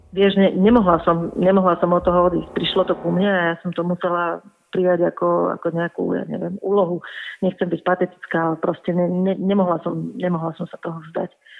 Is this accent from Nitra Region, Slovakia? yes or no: yes; Čakajovce, Nitra Region, Slovakia; v mojej rodnej dedine v Čakajúciach pri Nitre